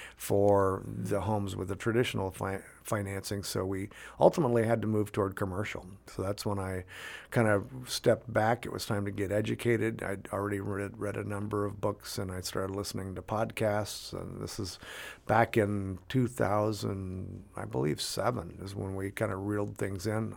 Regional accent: Tri-Cities, Washington, United States; born and raised in the Tri-Cities.

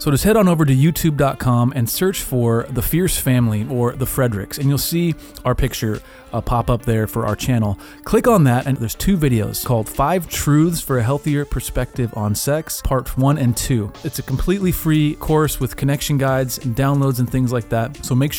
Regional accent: Washington, United States; So we're from Washington State.

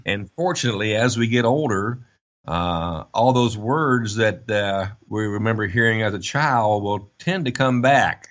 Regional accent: United States

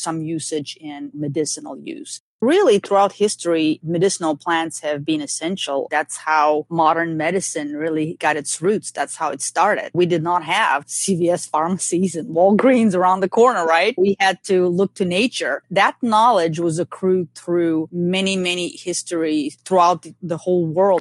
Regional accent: Bulgaria; now in Georgia, United States; when I was growing up in Bulgaria

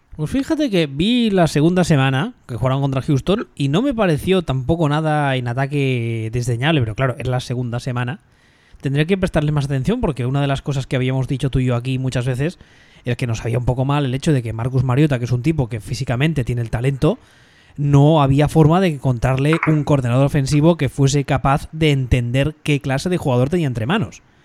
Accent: Barcelona, Catalonia, Spain; yo me crié en los 80 en Barcelona

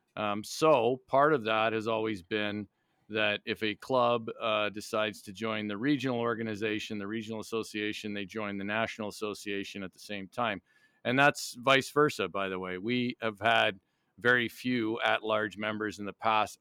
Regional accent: Niagara Falls, Ontario, Canada; moved away as an adult; also born or lived in North Vancouver, British Columbia / Montreal; now in United States; I was born in, in, uh, North Vancouver in, in British Columbia, but I grew up in Niagara Falls, Ontario, right on the border

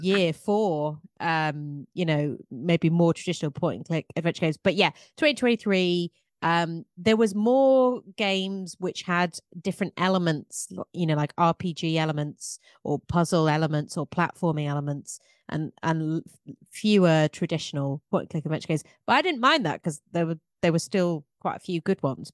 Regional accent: England, United Kingdom; I'm English

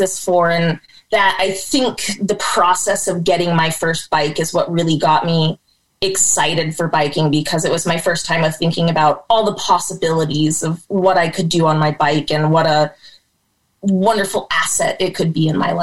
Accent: Arcata, California, United States; moved away as an adult; also born or lived in Germany / Astoria, Oregon; now in Portland, United States; I grew up in Arcata, California

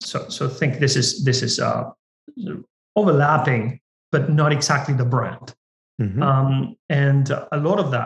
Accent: Argentina; now in United States; I come from Argentina, I'm Latino

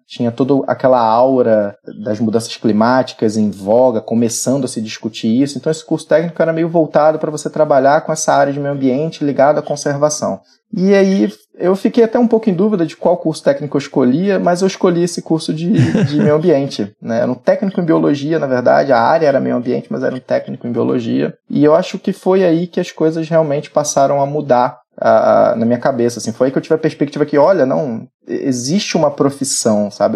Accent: Rio de Janeiro, Brazil; accent: carioca; Eu sou carioca, sou nascido e criado aqui no Rio de Janeiro. O sotaque não, não deixa enganar, né?

